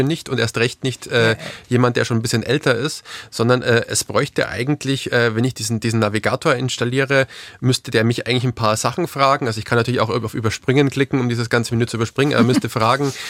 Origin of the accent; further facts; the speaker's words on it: Bavaria, Germany; wie man vielleicht aus meinem Dialekt hört, äh, hört ich komme aus Bayern